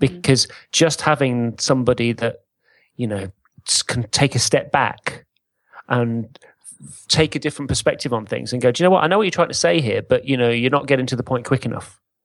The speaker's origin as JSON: {"language": "English", "region": "England", "country": "United Kingdom", "said": "we're English"}